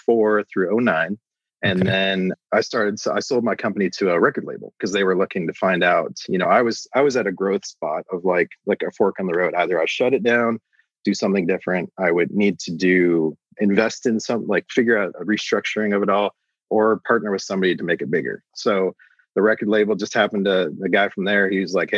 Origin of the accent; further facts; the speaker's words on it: Canada; also born or lived in Nashville, United States; I'm actually Canadian, so my visa expired, so I moved back to Canada.